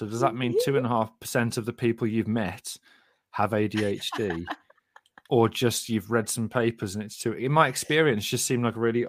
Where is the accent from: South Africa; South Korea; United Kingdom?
United Kingdom; Sandwell, West Midlands; maybe it's just because I'm from Sandwell. Well, you definitely won't know Double Rumples if you live in Sandwell, because that's where we are.